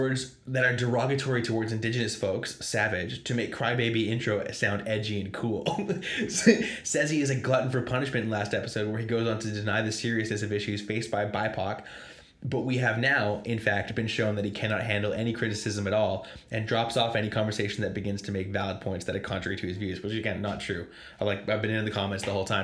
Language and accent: English; Pacific Northwest, United States; we're from the Pacific Northwest.